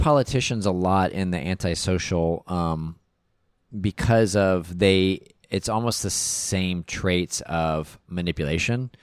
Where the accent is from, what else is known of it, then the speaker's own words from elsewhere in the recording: Texas, United States; we had a neighbor growing up in Texas